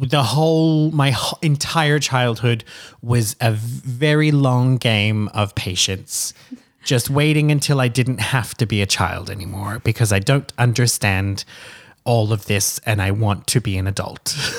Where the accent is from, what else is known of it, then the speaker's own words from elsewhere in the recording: Lota, Queensland, Australia; I grew up in Lota, L O T A, in, uh, Queensland, Australia